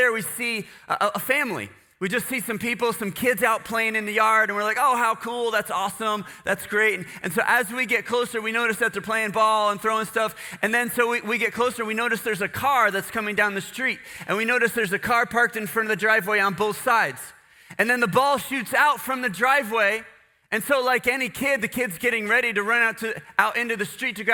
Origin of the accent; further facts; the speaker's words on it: United States; I'm not Guatemalan. I'm American